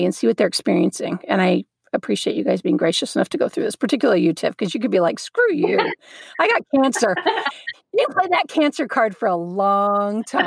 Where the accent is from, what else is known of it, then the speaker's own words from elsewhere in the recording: Southeast Texas, United States; also born or lived in El Paso; Lauren and I grew up together in Southeast Texas